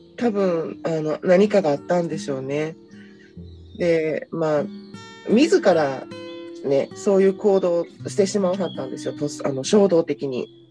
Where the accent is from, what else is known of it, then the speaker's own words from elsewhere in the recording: Kyoto, Japan; 私は生まれも育ちも京都なので